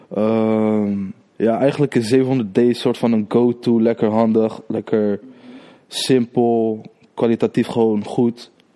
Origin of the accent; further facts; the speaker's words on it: Rotterdam, South Holland, Netherlands; Ik kom uit Krooswijk. Krooswijk, Rotterdam